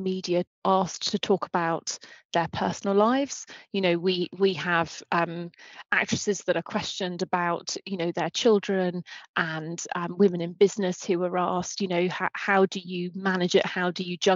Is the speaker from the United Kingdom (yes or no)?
yes; United Kingdom; I'm very British. I'm very British.